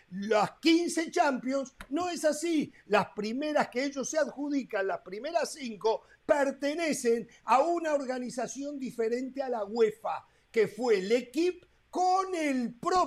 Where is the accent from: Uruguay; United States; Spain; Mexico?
Uruguay; si yo no fuera uruguayo